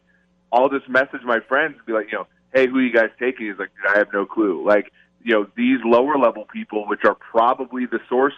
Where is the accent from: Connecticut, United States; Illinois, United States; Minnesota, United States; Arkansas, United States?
Minnesota, United States; I grew up in Minnesota